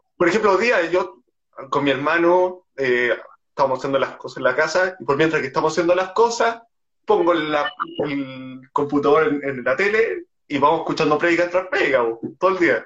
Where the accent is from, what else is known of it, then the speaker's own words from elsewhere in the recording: Chile; tengo 28 años, soy de Chile